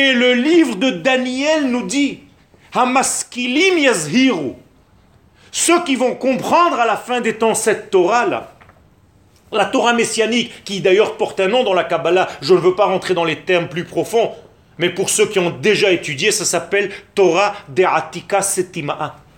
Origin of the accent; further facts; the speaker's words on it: Israel; French is a second language; Je suis né en Israël